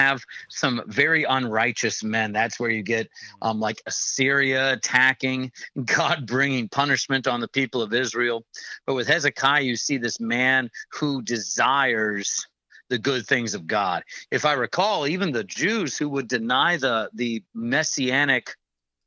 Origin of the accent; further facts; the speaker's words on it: Scotland, United Kingdom; I'm a Scottish person